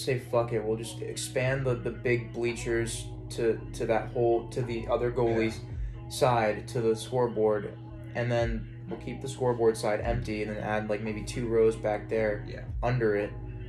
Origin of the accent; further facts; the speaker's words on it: Jefferson City, Missouri, United States; I wasn't born in St. Louis. I was born in Jefferson City